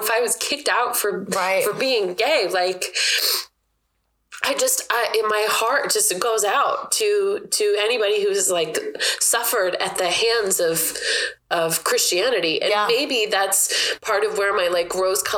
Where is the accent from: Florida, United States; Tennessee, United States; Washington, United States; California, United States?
Washington, United States; Everett; where I grew up in South Everett